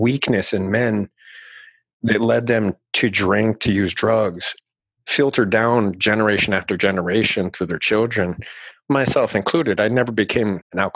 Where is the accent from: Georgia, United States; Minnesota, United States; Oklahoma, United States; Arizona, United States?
Arizona, United States; Southern; I grew up here in Arizona, Southern Arizona.